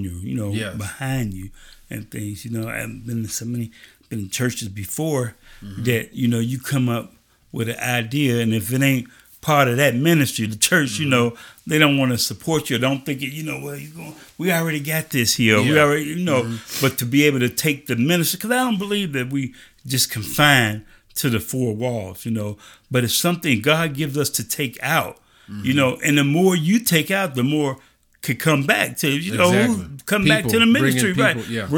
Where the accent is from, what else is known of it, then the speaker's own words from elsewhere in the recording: Chicago, Illinois, United States; I grew up in Chicago.